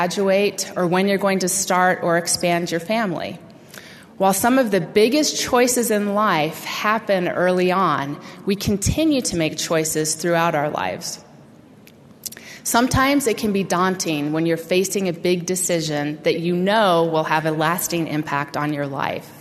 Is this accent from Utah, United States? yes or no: yes; Utah, United States; moved away as an adult; my lifelong home in Utah